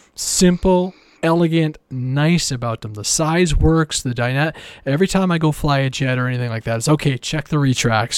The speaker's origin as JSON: {"language": "English", "country": "Canada", "said": "I'm Canadian"}